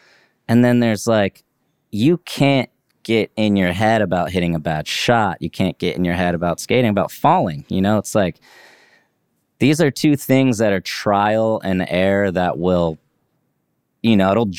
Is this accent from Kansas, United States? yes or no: yes; Leavenworth, Kansas, United States; That's what everybody my age did in my town I grew up in Leavenworth, Kansas, you know?